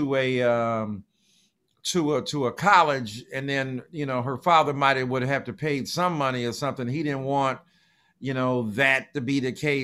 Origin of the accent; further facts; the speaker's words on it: Detroit, Michigan, United States; Detroit, Michigan, man. You know, my hometown